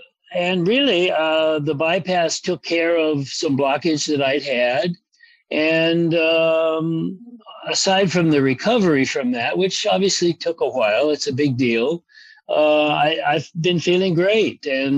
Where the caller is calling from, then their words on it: Los Angeles, California, United States; Well, I'm at home in good old Los Angeles on the West Side.